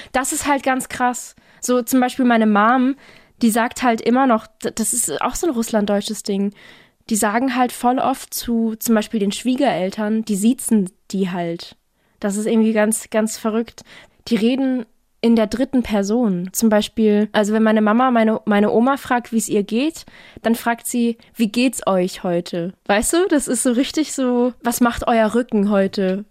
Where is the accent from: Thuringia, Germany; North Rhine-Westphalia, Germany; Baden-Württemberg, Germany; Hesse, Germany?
Baden-Württemberg, Germany; Offenburg; Naja, also ich komme aus Offenburg. Das ist quasi nochmal so 20 Minuten südlich von Karlsruhe